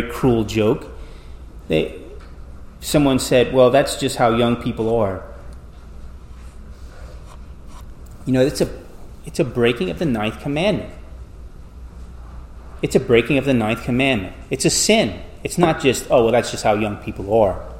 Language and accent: English; South Louisiana, United States; Growing up in South Louisiana